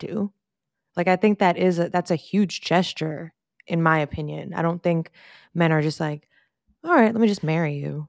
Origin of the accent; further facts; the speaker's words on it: New York, United States; we're from New York